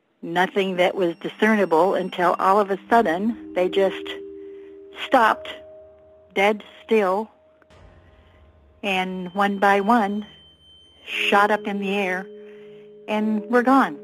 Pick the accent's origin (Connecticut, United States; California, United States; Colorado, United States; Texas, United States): Texas, United States; I was born in Texas in the early 40s, so I grew up in the time of UFOs